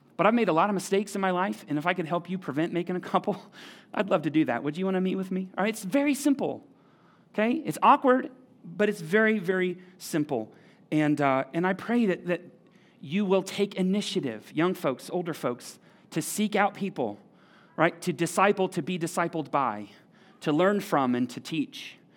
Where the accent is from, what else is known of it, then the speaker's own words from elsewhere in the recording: United States; we're American